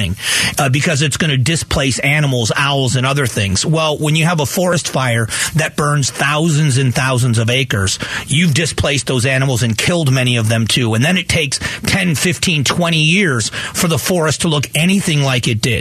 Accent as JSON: {"language": "English", "town": "Fort Myers", "region": "Florida", "country": "United States", "tie": "born or raised there", "moved": "yes", "lives_now": "Arizona, United States", "said": "the area I grew up in Fort Myers"}